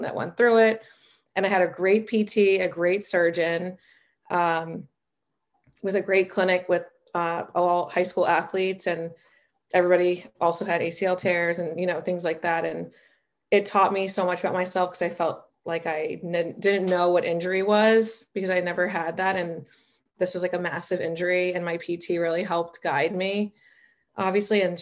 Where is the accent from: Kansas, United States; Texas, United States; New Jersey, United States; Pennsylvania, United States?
New Jersey, United States; moved away as an adult; also born or lived in South Carolina / Connecticut / Boston; now in Arizona, United States; I was born and raised in New Jersey